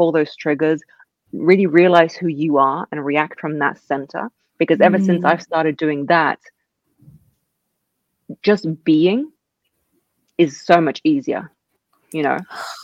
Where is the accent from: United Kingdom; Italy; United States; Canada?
United Kingdom; England; also born or lived in Russia; I was raised in England.